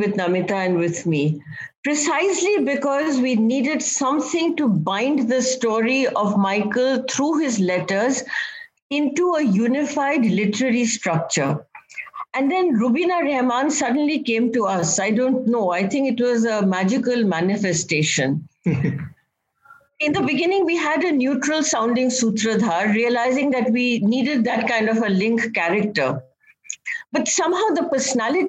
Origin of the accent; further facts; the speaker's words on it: Rajasthan, India; I am a Bengali by birth, but I grew up in Rajasthan and not Bengal